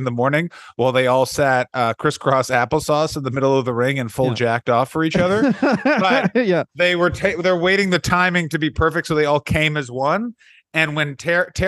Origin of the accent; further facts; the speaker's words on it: Ottawa, Ontario, Canada; moved away; my hometown of Ottawa